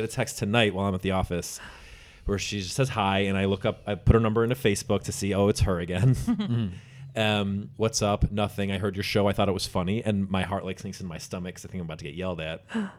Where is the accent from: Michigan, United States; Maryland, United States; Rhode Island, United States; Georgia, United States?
Michigan, United States; now in New York City, United States; I'm from Michigan.